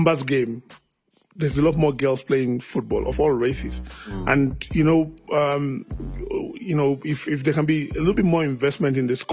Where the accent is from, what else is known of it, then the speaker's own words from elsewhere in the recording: Nigeria; I'm Nigerian